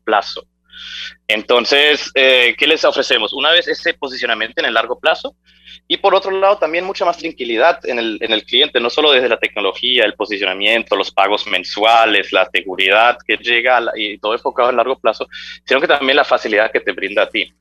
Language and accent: Spanish; Germany; moved away as an adult; now in Medellín, Colombia; soy de Alemania, nací, crecí en Alemania, eh, pero siendo hijo de padres argentinos